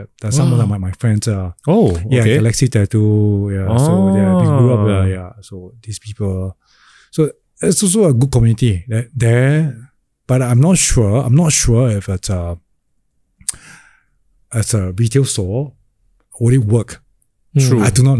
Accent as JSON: {"language": "English", "country": "Singapore", "tie": "born or raised there", "said": "I grew up in Chinatown and actually I speak Cantonese as well. And my Cantonese is better than my Hokkien, obviously, because I'm Hokkien."}